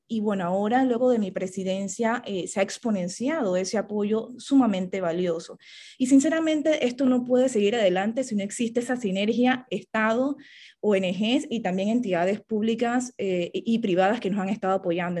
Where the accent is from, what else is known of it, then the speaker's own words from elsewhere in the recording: Panama; para mí como panameña